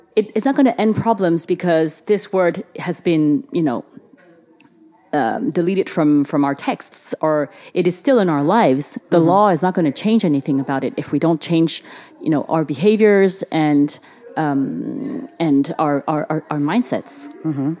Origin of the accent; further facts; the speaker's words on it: Paris, Île-de-France, France; when I grew up in France